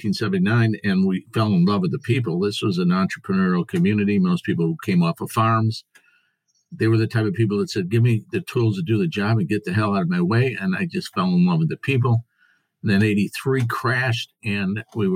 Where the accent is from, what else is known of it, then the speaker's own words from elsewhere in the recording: Springfield, Missouri, United States; I'm from Springfield, Missouri in the United States